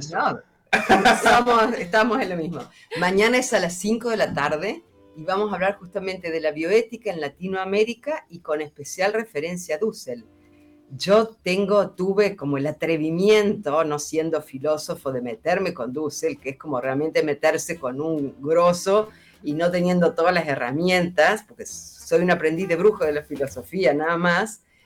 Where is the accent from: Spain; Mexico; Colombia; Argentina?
Argentina; central Argentina; la realidad de donde yo vengo, que es de Argentina, y vengo de una zona donde es muy fuerte, por ejemplo, la producción agroindustrial